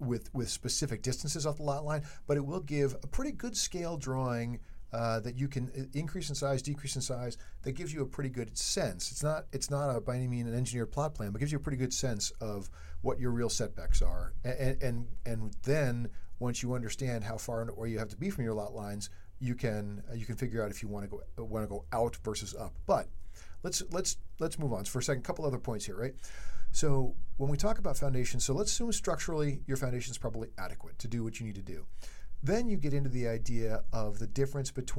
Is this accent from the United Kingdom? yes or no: no; East Coast, United States; we are from the East Coast. We don't have Ramblers on the East Coast